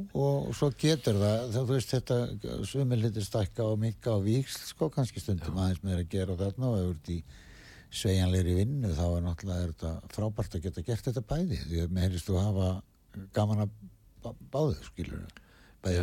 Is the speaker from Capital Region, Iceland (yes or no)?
no; Westfjords, Iceland; moved away as an adult; ég er frá Ísafeyri og er þar mm. til 20 sko og ég er búin að vera hérna í 40 ár